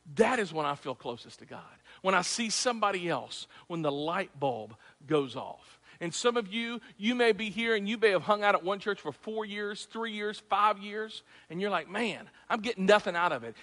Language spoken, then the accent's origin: English; Clarksville, Tennessee, United States; I'm from Tennessee, Clarksville